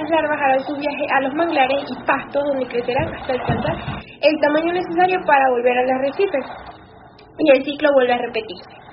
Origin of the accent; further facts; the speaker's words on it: Chile; soy una científica chilena que dedica su tiempo a la investigación de los arrecifes de coral